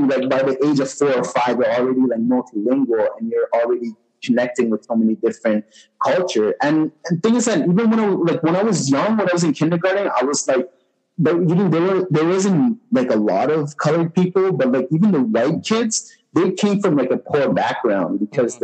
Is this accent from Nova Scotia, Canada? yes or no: no; Montreal, Quebec, Canada; I grew up in Montreal, born and raised.